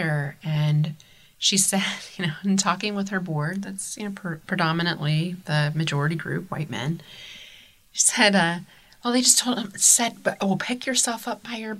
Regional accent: Columbus, Ohio, United States; growing up in Columbus, Ohio

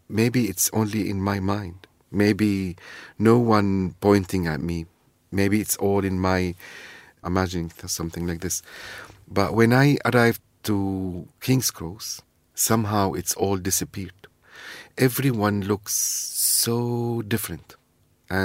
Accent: Syria; English is a second language; now in London, United Kingdom; But there is also my own recipes, which is adjusted as a Londoner, Syrian, who dare to dream about new recipes and adjust it as a Syrian recipes.

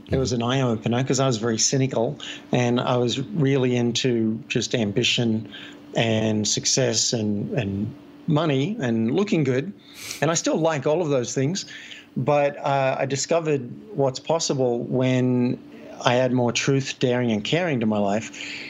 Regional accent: Sydney, New South Wales, Australia; now in Boulder, United States; And I live in Boulder, but I am from Sydney.

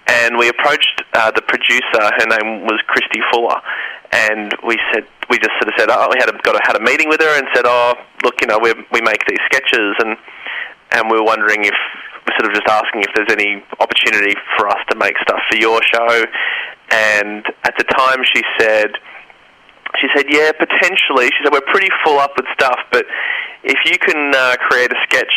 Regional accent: Melbourne, Victoria, Australia; I grew up in Melbourne

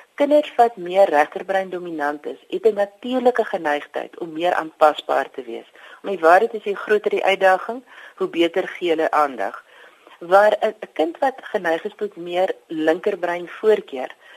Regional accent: South Africa; ons as Afrikaners

